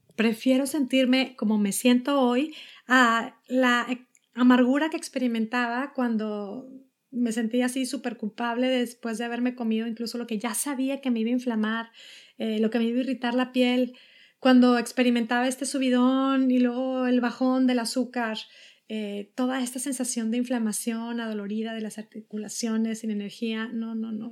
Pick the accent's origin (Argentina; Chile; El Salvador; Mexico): Mexico; now in United States; soy mexicana, vivo en Estados Unidos